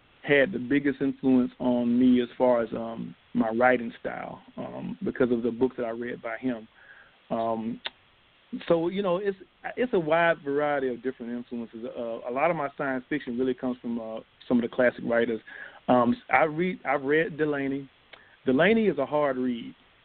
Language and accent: English; Columbus, Georgia, United States; I grew up in Columbus, Georgia, small city, you know, living in the suburbs, military family